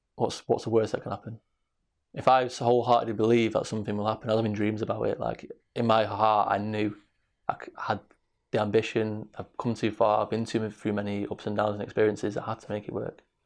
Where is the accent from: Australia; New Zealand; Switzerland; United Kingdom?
United Kingdom; Manchester, North West England; also born or lived in Salford; grew up on the streets of Manchester. I was born in Salford, l-, gr-, grew up in Hampstead, in Trafford, South Manchester